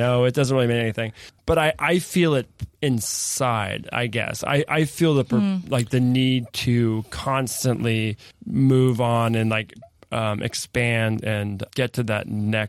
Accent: California, United States; I'm from California.

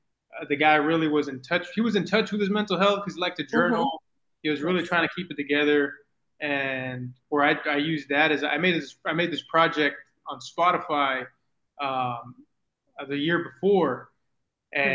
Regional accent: Mission, Texas, United States; moved away as an adult; now in San Antonio, United States; So I'm originally from the Rio Grande Valley. I'm from Mission, Texas, little nowhere town.

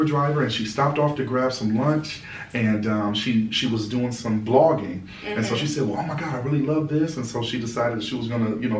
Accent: Cleveland, Ohio, United States; Born and raised.

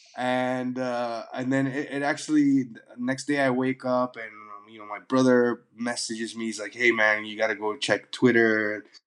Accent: Toronto, Ontario, Canada; moved away; also born or lived in London, United Kingdom / Dubai, United Arab Emirates / Sudan; I grew up in Toronto

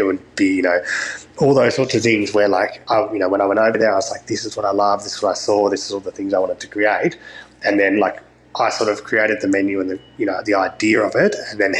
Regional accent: Brighton, Victoria, Australia; So I grew up in Brighton in Melbourne

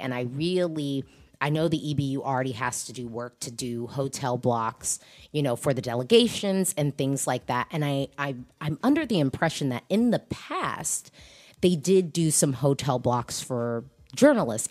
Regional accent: United States; also born or lived in DC area; I'm an American who lives in America.

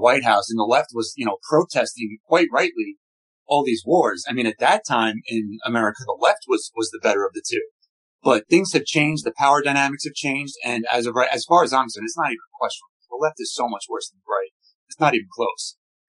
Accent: Brooklyn, New York, United States; now in Westchester, United States; I'm a father, born and raised in Brooklyn, currently live in Westchester.

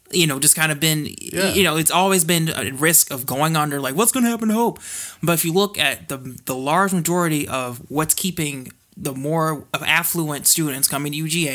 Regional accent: Georgia, United States; Oh, Gwinnett.

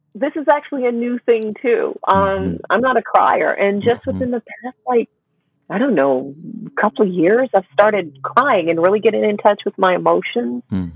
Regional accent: Memphis, Tennessee, United States; now in Ticino, Switzerland; growing up in Memphis, it was, you know, it was a segregated town

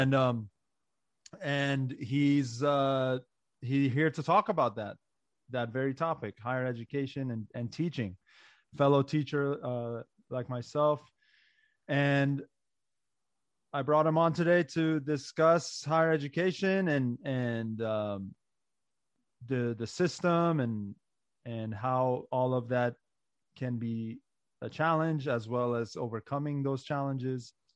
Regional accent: Maryland, United States; born or raised there; English is a second language; also born or lived in Iran / Pakistan

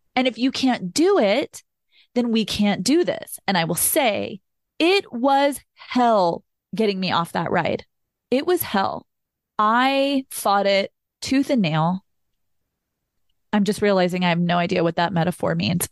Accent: Austin, Texas, United States; I'm originally from Austin, Texas, I grew up around Southern culture

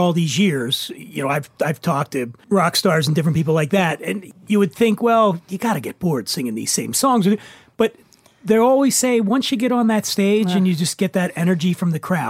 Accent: Philadelphia, Pennsylvania, United States; moved away; I grew up in Philly, and I never went anywhere. We were poor.

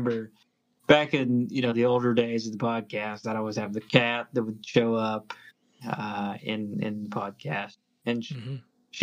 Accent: East Tennessee, United States; moved away as an adult; now in Lexington, United States; growing up in East Tennessee, where I feel like trains are like everywhere, especially in Loudoun.

